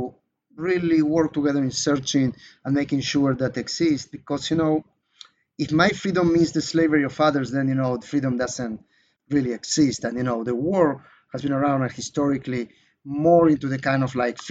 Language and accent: English; Israel; in my home country, Israel